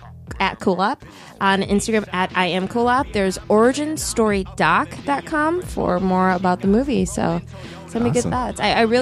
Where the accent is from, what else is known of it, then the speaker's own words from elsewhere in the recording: Minnesota, United States; now in Los Angeles, United States; I moved here from Minnesota